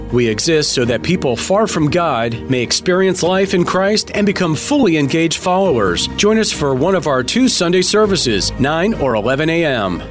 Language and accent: English; Smyrna, Georgia, United States; I'm from Smyrna